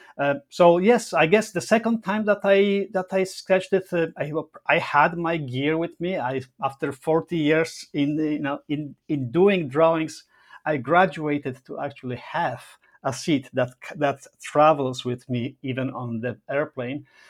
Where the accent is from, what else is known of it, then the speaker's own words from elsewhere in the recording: Poland; also born or lived in Rome, Italy; now in Toronto, Canada; My family lives in Poland. I'm Polish